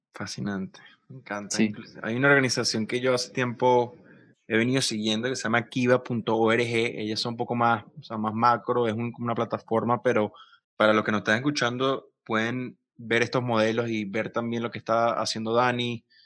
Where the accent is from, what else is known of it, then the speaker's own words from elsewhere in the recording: Venezuela; moved away as an adult; yo siendo venezolano